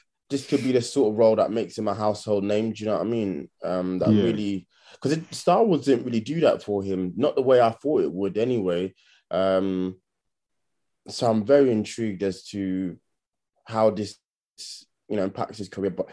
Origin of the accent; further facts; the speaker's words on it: United Kingdom; we're actually British?